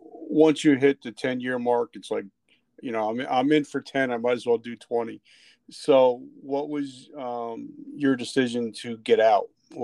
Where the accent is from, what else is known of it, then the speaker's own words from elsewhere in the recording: New Jersey, United States; moved away; I grew up in New Jersey, so I grew up in the streets of Jersey.